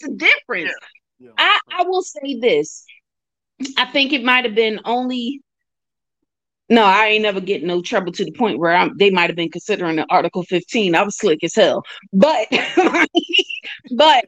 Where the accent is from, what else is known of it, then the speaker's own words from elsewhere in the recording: Philadelphia, Pennsylvania, United States; the way I grew up out here in Philly